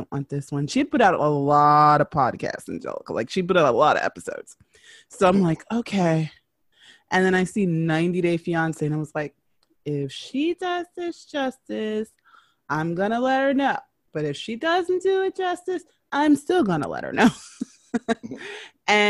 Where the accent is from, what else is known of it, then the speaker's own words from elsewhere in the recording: New York City, New York, United States; I am from New York City.